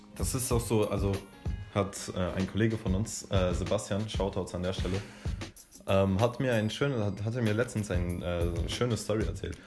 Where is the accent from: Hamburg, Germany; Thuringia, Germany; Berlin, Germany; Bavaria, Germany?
Berlin, Germany; ich bin 17 Jahre alt und ich komme aus Berlin.